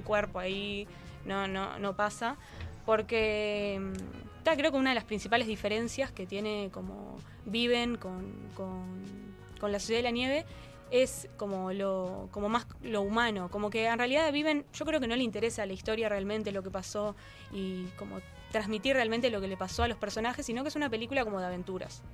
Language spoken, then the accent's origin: Spanish; Uruguay; como uruguaya